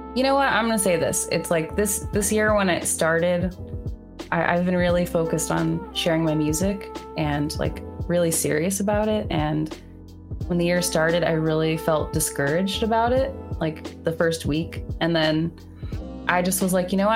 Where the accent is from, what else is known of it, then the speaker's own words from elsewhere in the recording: Bay Area, California, United States; now in New York, United States; I'm from the Bay Area initially, but I um, live in New York